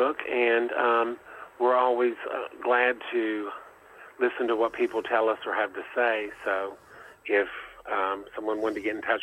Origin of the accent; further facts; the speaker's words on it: Beckley, West Virginia, United States; also born or lived in Ohio / Michigan; West Virginia is home and always has been home.